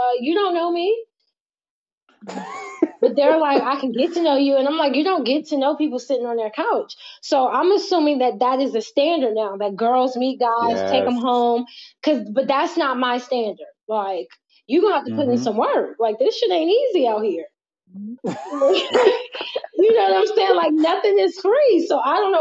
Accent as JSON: {"language": "English", "region": "Virginia", "country": "United States", "said": "I'm from Virginia"}